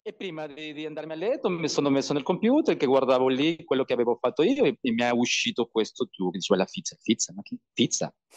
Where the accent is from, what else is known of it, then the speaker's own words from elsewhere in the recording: Peru; Italian is a second language; moved away as an adult; also born or lived in Italy; voglio crescere qua nella mia terra